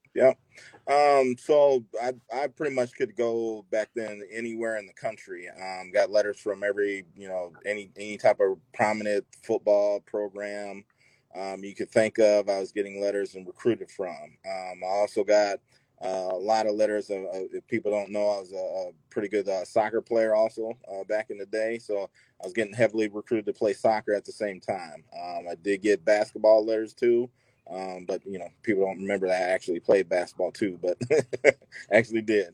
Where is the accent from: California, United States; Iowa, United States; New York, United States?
Iowa, United States; Bettendorf; I'm from Midwest and from Iowa, Bettendorf